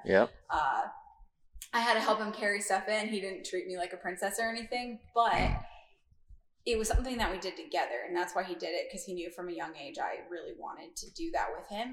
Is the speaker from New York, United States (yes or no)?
no; Iowa, United States; growing up in Iowa, my family, a majority of them are outdoorsy